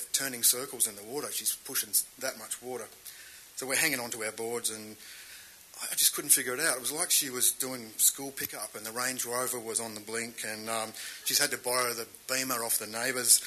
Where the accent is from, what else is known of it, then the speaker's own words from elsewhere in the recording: Australia; I grew up in Australia's last whaling town.